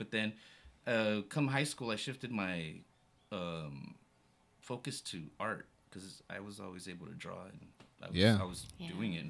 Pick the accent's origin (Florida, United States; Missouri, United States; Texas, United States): Texas, United States; El Paso; now in San Antonio, United States; I'm from El Paso, Texas. And you would get all the music stations from Juarez.